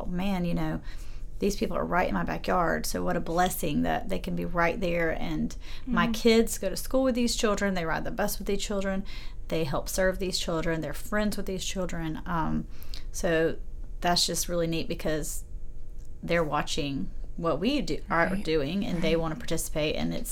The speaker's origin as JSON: {"language": "English", "town": "Aiken", "region": "South Carolina", "country": "United States", "tie": "born or raised there", "said": "I was raised in a Presbyterian church that I love in my hometown of Aiken."}